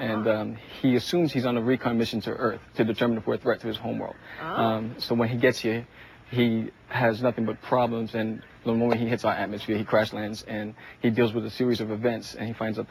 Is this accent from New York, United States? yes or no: yes; New York, United States; now in New Jersey, United States; I'm originally from New York, but I live in New Jersey.